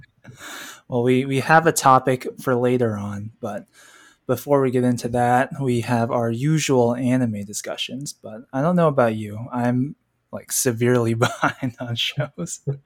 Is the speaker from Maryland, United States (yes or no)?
no; California, United States; My home state of California